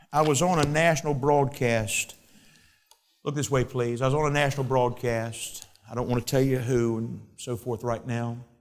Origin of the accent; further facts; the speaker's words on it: United States; I'm an American